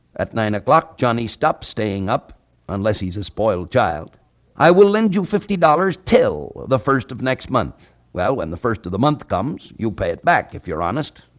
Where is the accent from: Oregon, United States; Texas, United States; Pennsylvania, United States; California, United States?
California, United States; at the time of my graduation from high school, when I was sixteen or seventeen years old, at that time there was not even one mile of paved road in my home state of California